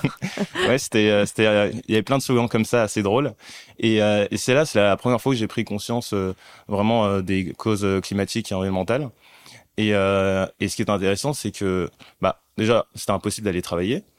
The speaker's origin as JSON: {"language": "French", "town": "Paris", "region": "Île-de-France", "country": "France", "tie": "born or raised there", "also_born_or_lived": "Mali", "said": "je suis né au Mali. Mhm. j'ai grandi en cité dans un HLM. Mhm. Et ensuite, j'ai grandi aussi à Paris"}